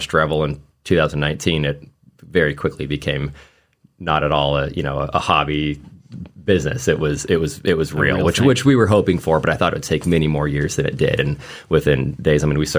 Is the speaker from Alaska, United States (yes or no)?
yes; Anchorage, Alaska, United States; moved away; I grew up in Anchorage, Alaska